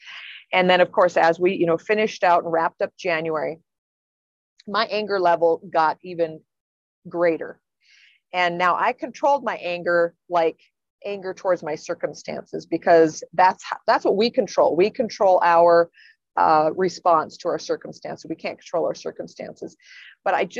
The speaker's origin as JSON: {"language": "English", "area": "Black Hills", "region": "South Dakota", "country": "United States", "said": "I'm from the Black Hills"}